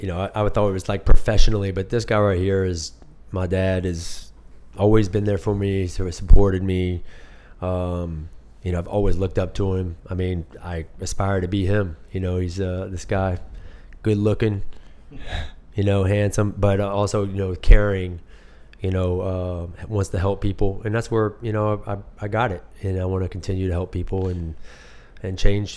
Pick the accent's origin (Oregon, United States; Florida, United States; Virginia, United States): Virginia, United States; Blacksburg; I'm from Blacksburg.